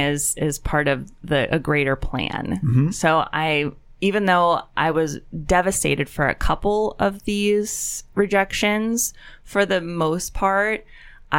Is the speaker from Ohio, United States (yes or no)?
no; Penn Hills, Pennsylvania, United States; I'm a Penn Hills alum